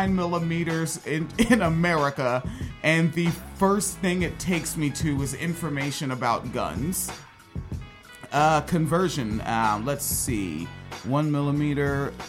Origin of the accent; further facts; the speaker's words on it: United States; I am an American. I'm proud to be an American